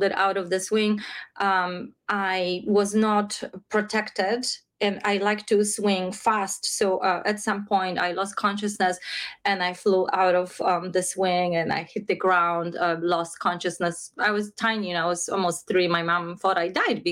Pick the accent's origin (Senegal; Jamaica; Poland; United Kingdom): Poland; Krakow, Lesser Poland; I grew up in Krakow, Poland, in a religious country, in a religious family